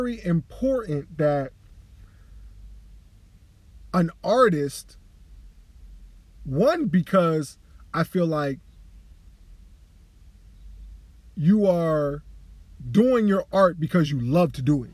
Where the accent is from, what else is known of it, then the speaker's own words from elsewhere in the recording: Delaware, United States; also born or lived in New York / Long Island; I was really born and raised in Delaware, spent a lot of my lifetime in New York.